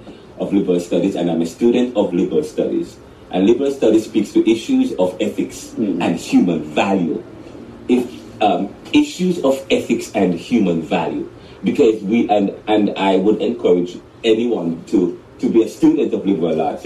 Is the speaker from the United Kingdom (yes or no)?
no; Jamaica; moved away as an adult; now in Philadelphia, United States; you hear the accent. You know, I'm from Jamaica, but I came here in 2009